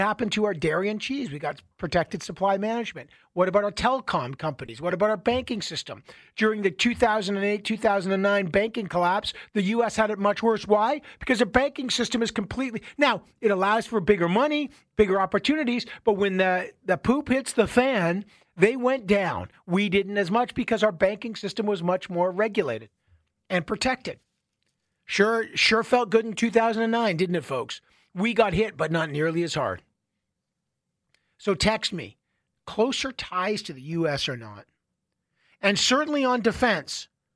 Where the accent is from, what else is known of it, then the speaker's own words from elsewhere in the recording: Canada; I am a Canadian. I live in Canada